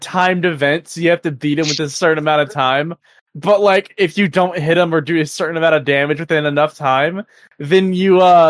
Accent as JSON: {"language": "English", "country": "United States"}